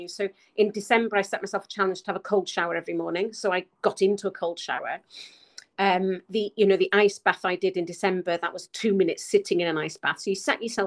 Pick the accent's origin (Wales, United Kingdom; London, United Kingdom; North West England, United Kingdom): Wales, United Kingdom; Pen Llŷn; growing up on the Pentlean